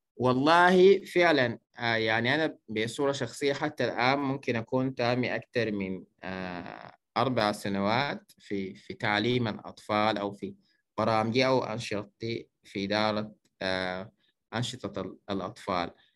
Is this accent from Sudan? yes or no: yes; Kosti, White Nile, Sudan; من مواليد مدينة كوستي نشأت وترعرعت في ولاية النيل الأبيض